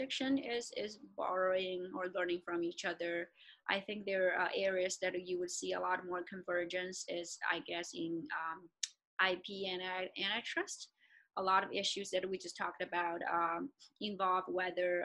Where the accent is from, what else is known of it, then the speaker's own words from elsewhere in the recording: China; moved away; I grew up in China and I also have a lot of connections there